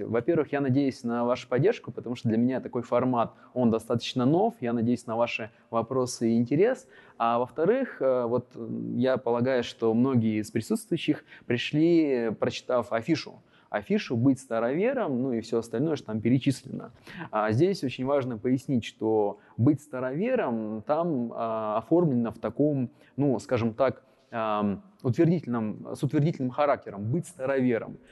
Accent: Yekaterinburg, Sverdlovsk Oblast, Russia; я родился в Екатеринбурге, родился в одном из районов на Эльмаш

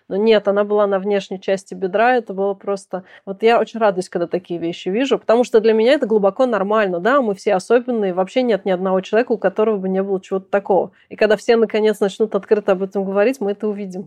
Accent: Kazan, Tatarstan, Russia; moved away; мы гуляли в Казани в моем родном городе, а я уже там давно не живу

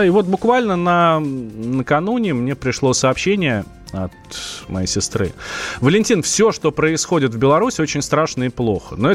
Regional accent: Moscow, Russia; я москвич, у меня тут все в Москве.

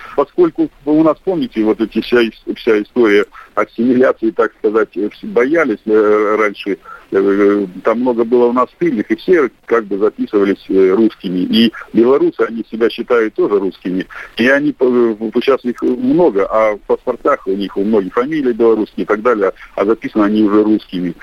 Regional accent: Tevriz, Omsk Oblast, Russia; now in Omsk, Russia; я родился в Севризе, а проживаю в Омске

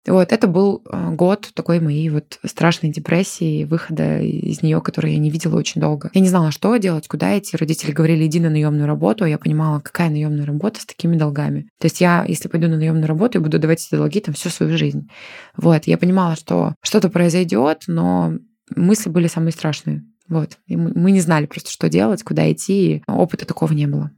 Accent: Chelyabinsk, Chelyabinsk Oblast, Russia; moved away as an adult; now in Moscow, Russia; родилась и выросла в Челябинске.

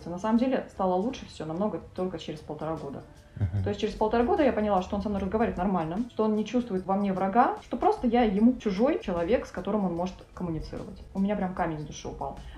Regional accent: Siberia, Russia; moved away as an adult; now in Moscow, Russia; Я приехала из небольшого города, сибирского, три года назад. Переехала в Москву по семейным обстоятельствам.

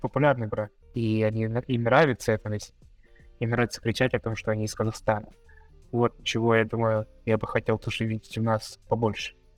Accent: Yakutsk, Sakha Republic, Russia; moved away as an adult; also born or lived in Moscow / Kazakhstan; now in Philippines; я, ну, уехал из родного города, из Якутска, в начале 21 года

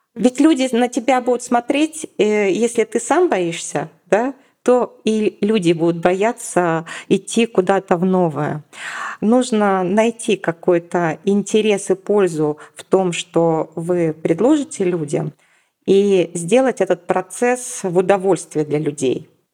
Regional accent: Yekaterinburg, Sverdlovsk Oblast, Russia; moved away as an adult; now in Moscow, Russia; переехала в Москву. Я из Екатеринбурга, то есть я не москвичка. И в 2009 году я взяла и переехала

